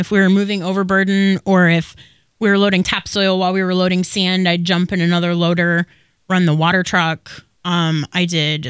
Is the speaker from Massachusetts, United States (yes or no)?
no; Oakland County, Michigan, United States; we're from Oakland County